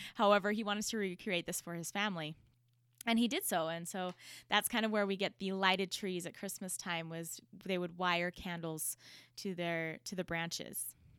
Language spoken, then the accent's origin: English; United States; as an American